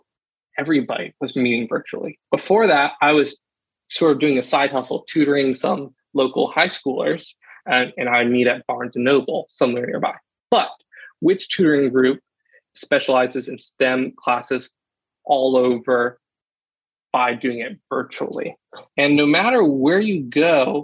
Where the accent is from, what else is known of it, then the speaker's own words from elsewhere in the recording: Columbia, South Carolina, United States; I grew up in Columbia, South Carolina, with a big family